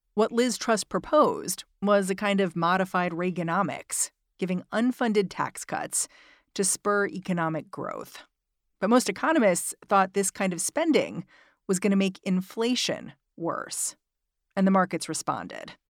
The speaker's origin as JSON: {"language": "English", "country": "United States", "said": "as an American"}